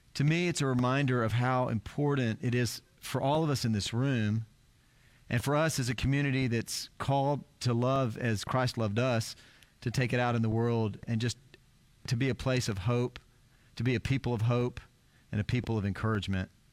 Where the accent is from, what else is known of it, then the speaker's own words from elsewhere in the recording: South Texas, United States; I grew up in South Texas